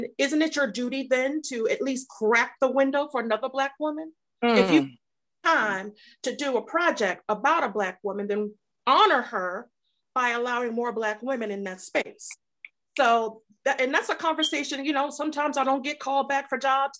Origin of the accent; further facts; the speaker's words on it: Detroit, Michigan, United States; I grew up in Detroit, so I'm from a whole different climate